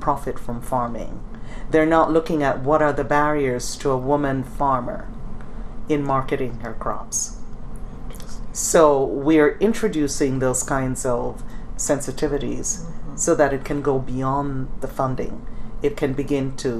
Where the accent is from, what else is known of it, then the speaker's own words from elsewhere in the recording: Jamaica; now in United States; I come from Jamaica